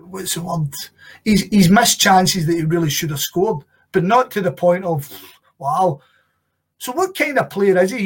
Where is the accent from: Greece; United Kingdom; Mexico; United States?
United Kingdom; Scotland; as a Scottish football fan